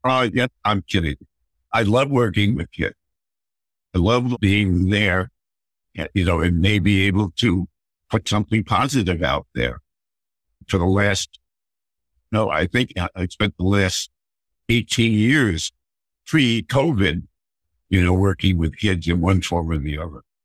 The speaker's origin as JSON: {"language": "English", "town": "Mamaroneck", "region": "New York", "country": "United States", "tie": "born or raised there", "also_born_or_lived": "Ossining, New York / Bronx, New York", "said": "we lived in Mamaroneck for the next 20 years till I was 18."}